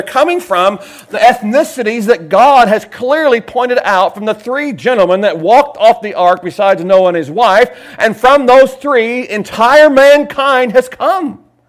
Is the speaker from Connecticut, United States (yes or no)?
no; Kentucky, United States; also born or lived in Ohio; Now, I was born in Ohio, Ohioites. I was born in Ohio, raised in Kentucky.